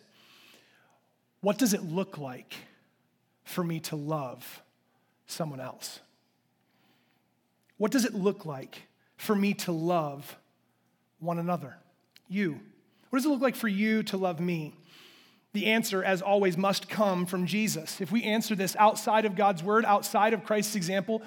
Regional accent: United States; I'm an American

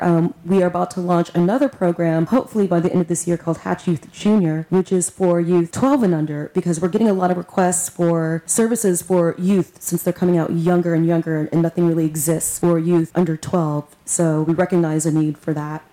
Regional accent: Victoria, Texas, United States; now in Houston, United States; I'm from Victoria, Texas

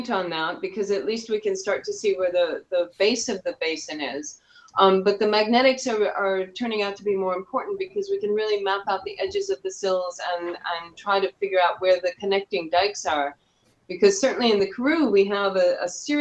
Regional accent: Syracuse, New York, United States; moved away as an adult; also born or lived in Binghamton, New York / Newfoundland, Canada; now in South Africa; I'm actually from upstate New York, where I'm sitting right now. I'm originally from Syracuse

